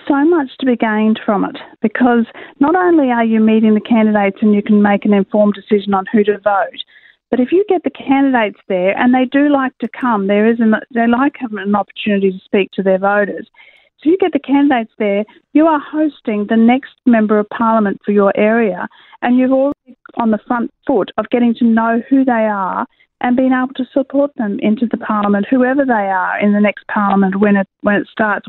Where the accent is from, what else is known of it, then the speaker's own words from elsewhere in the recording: Queensland, Australia; I am a Queenslander myself